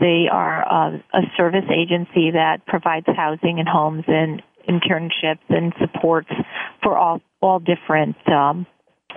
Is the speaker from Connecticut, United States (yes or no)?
yes; Guilford, Connecticut, United States; I grew up here in Guilford